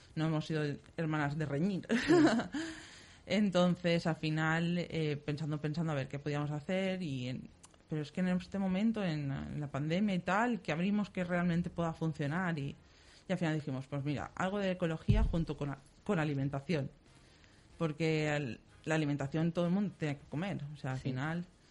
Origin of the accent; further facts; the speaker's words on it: Silla / Picassent, Valencian Community, Spain; somos de Silla y de picasent